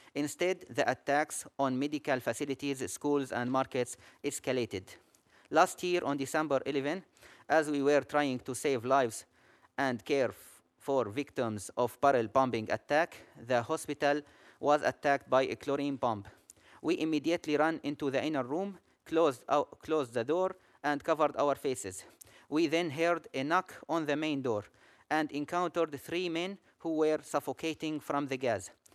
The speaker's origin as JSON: {"language": "English", "town": "Aleppo", "region": "Aleppo Governorate", "country": "Syria", "said": "I'm an ophthalmologist from Aleppo"}